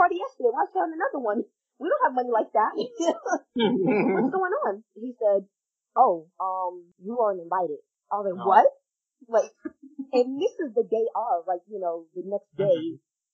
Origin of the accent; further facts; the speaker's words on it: New York, United States; moved away; I'm back in my home state